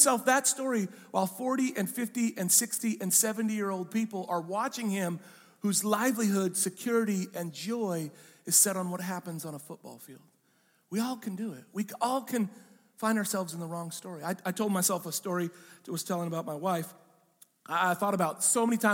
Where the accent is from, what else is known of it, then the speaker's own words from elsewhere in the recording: Pacific Northwest, United States; I'm from the Pacific Northwest